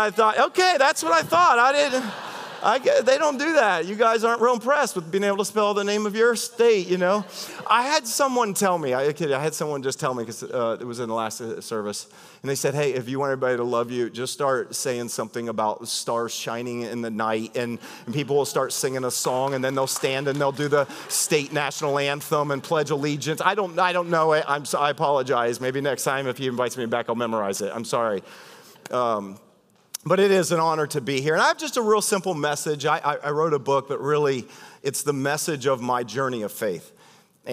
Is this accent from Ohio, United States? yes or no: yes; Ohio, United States; I'm from Ohio